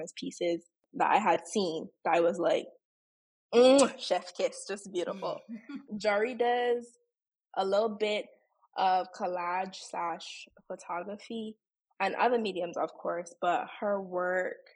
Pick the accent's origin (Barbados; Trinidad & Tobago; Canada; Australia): Barbados; Saint James; Growing up in Barbados was great, to the point that even now as an adult, I don't think I'll ever want to live anywhere else